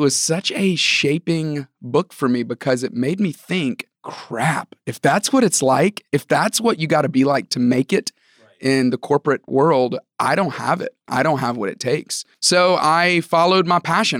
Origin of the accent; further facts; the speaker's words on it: Tuscaloosa, Alabama, United States; moved away as an adult; also born or lived in Georgia; I grew up in Tuscaloosa, Alabama.